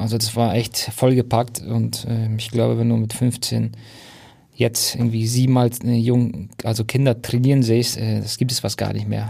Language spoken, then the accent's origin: German; Hamburg, Germany; moved away; also born or lived in Munich; Ich bin ja Hamburger und bin zwar auf Umwegen über München dann wieder nach Hamburg gekommen.